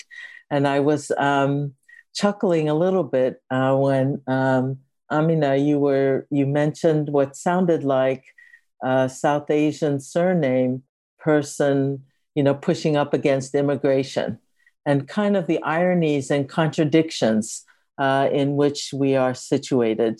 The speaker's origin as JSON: {"language": "English", "country": "Japan", "tie": "born or raised there", "moved": "yes", "lives_now": "Berkeley, United States", "said": "I also want to situate myself as being connected to Japan. That's where I was born."}